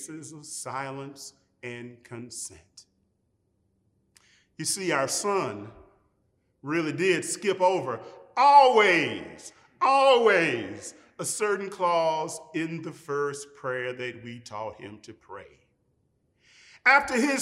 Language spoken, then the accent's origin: English; Jackson, Mississippi, United States; my hometown of Jackson, Mississippi